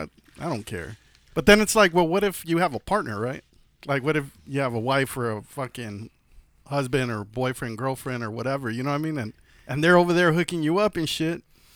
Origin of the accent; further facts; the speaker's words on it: California, United States; us Californians are a bunch of fucking pussies when it comes to like the weather and stuff.